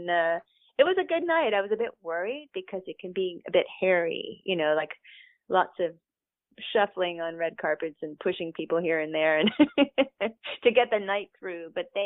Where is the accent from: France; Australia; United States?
United States; the South; because I'm from the South.